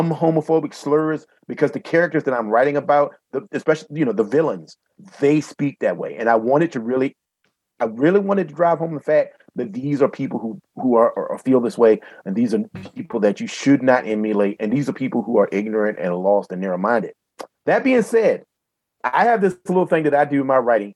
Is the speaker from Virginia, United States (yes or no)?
yes; Southeastern Virginia, United States; I grew up in Southeastern Virginia